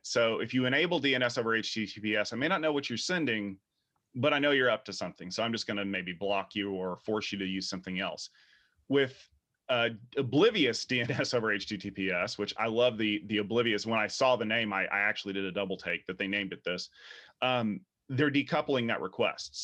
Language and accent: English; United States; We are American